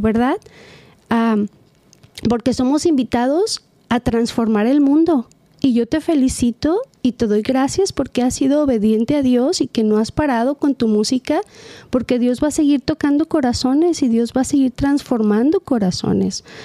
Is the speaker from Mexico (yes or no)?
yes; Mexico; also born or lived in California; now in Costa Mesa, United States; yo soy mexicana y yo tengo mis valores y mi cultura bien grabada